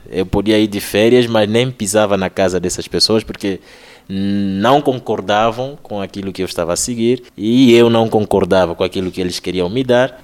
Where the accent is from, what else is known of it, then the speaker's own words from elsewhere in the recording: Angola; eu sou angolano.